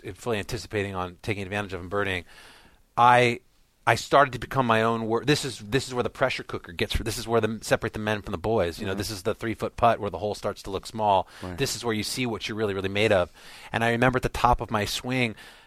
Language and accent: English; Southern California, United States; I grew up in Southern California playing with Jason Gore and Tiger